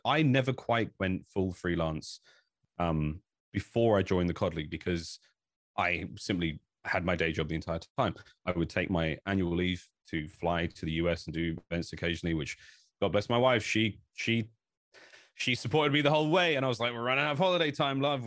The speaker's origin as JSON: {"language": "English", "country": "United Kingdom", "said": "I think I'm from Britain"}